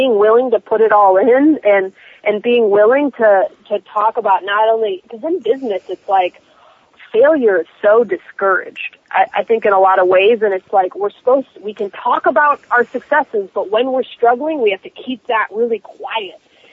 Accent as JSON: {"language": "English", "town": "Miami", "region": "Florida", "country": "United States", "said": "I'm from Miami"}